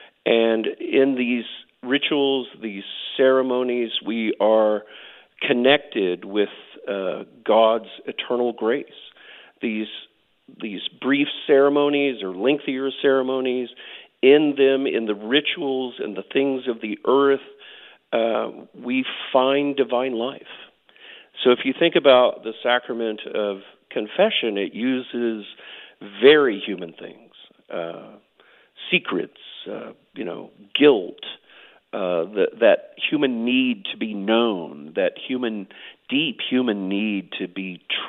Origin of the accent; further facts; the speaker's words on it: Oklahoma, United States; also born or lived in Air Force bases; I grew up on Air Force bases, but both of my parents were Oklahomans. We moved back to Oklahoma when my dad retired from the Air Force, and I went to college here in Oklahoma, so I consider myself an Oklahoman, yeah.